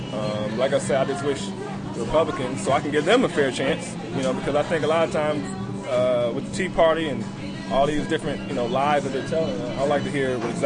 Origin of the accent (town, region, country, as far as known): Louisiana, United States